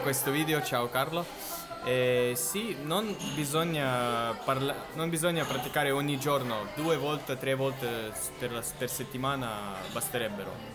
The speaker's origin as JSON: {"language": "Italian", "town": "Novosibirsk", "region": "Novosibirsk Oblast", "country": "Russia", "tie": "born or raised there", "second_language": "Italian", "said": "io sono nato a Novosibirsk e per me eh, Russia è qualcosa del mio perché sono russo"}